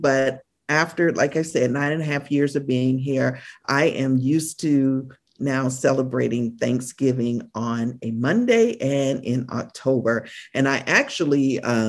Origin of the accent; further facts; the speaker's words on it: United States; moved away as an adult; now in Canada; I am an American citizen who resides in Canada